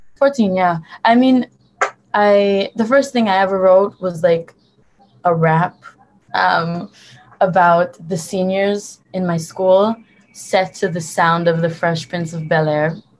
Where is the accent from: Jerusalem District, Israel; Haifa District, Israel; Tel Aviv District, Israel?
Tel Aviv District, Israel; Tel Aviv; also born or lived in Hoboken, New Jersey, United States; I was born and raised in Tel Aviv in Israel